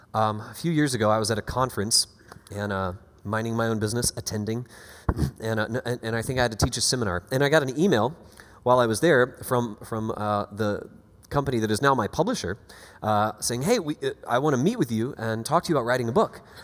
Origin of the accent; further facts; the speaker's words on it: Panama City Beach, Florida, United States; now in Boston, United States; originally born and raised in Panama City Beach, Florida